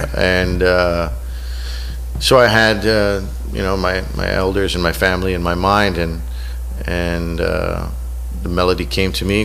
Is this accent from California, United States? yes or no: yes; Southern California, United States; moved away as an adult; also born or lived in Newport Beach, California; now in Seattle, United States; I'm originally from Southern California, where right. we get sunshine pretty much year round